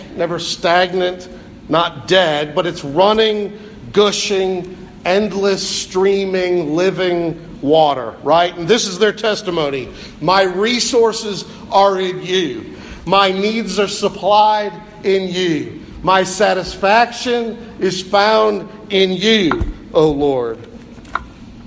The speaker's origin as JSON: {"language": "English", "region": "Pennsylvania", "country": "United States", "tie": "born or raised there", "said": "I was born in Pennsylvania"}